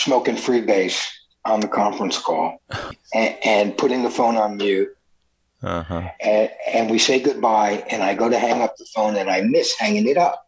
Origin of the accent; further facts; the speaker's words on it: New Jersey, United States; now in California, United States; I was from New Jersey, so I knew everybody in Jersey and New York